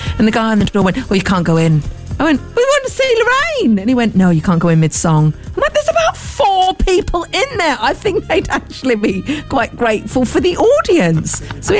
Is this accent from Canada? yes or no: no; Tunbridge Wells, South East England, United Kingdom; I am from Tunbridge Wells and I will take this to the highest authorities.